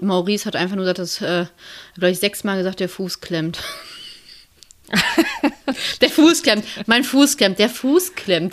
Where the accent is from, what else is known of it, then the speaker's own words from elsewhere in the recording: Lünen, North Rhine-Westphalia, Germany; in der Innenstadt von Lünen, so in meiner Heimat